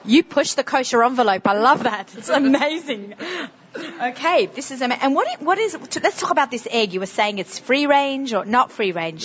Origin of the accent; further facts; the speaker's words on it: Sydney, New South Wales, Australia; accent: strong Sydney accent; moved away as an adult; now in United States; with my Sydney, strong Sydney accent